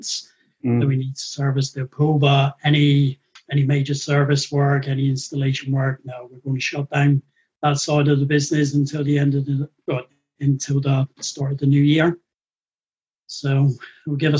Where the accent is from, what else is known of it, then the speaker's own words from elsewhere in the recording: United Kingdom; moved away as an adult; now in Auckland, New Zealand; born and bred in the United Kingdom